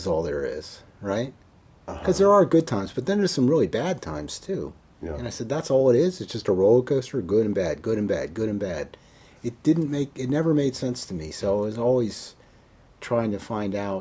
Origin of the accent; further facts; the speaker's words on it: Maryland, United States; I'm born and raised in Maryland